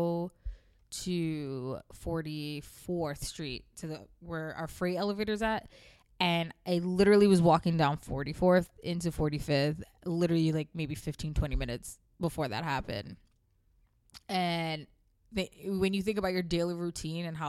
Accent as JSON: {"language": "English", "region": "the South", "country": "United States", "tie": "born or raised there", "moved": "yes", "lives_now": "New York, United States", "said": "I moved far away from the South because it was boring to me as an adolescent"}